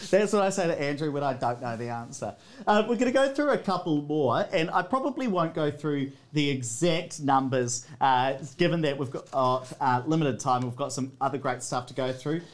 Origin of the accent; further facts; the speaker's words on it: Hawera, Taranaki, New Zealand; growing up in Hawera in South Taranaki